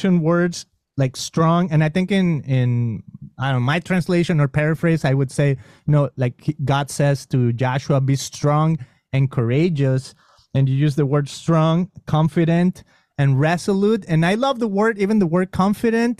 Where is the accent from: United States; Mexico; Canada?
Mexico; accent: Mexican; first language Spanish; English is a second language; moved away; growing up in Mexico, of course, my accent, I mean, I spoke Spanish